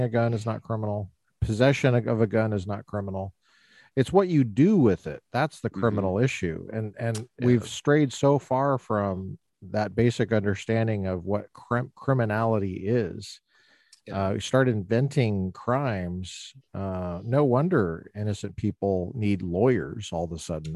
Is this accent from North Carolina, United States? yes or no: no; Colorado, United States; growing up in Colorado